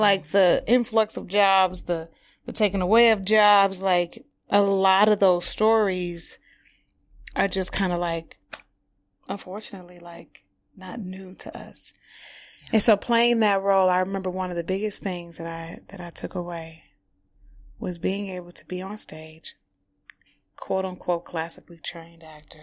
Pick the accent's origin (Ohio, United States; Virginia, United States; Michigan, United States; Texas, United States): Michigan, United States; Highland Park; now in New York, United States; I'm from Detroit. Um, I'm from a small, you know, city within Detroit called Highland Park